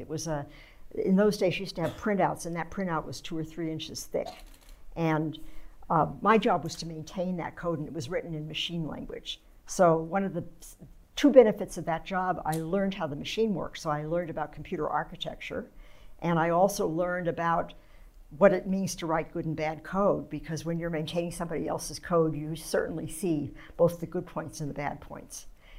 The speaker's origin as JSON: {"language": "English", "town": "San Francisco", "region": "California", "country": "United States", "tie": "born or raised there", "said": "Okay, well, as you said, I grew up right in San Francisco. It's a very different place now than it was then."}